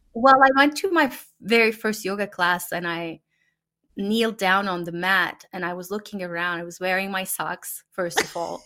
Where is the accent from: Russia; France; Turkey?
Turkey; first language Turkish; English is a second language; moved away as an adult; now in United States; the families that I've known growing up in Turkey